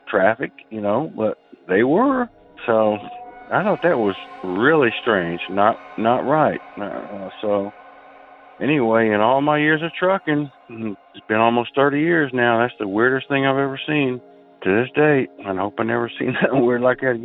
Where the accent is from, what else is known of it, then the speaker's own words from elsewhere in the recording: Indianapolis, Indiana, United States; I'm from Indiana, Indianapolis specifically